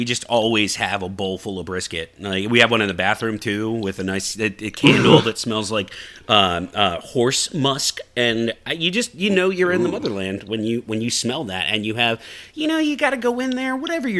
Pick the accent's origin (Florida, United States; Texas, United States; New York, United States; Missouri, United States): Texas, United States; I'm Texan through and through, all the way down to the bottom of my boots, because we wear boots in Texas.